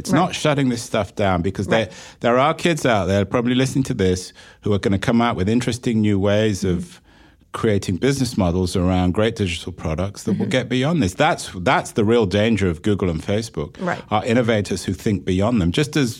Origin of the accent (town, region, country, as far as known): England, United Kingdom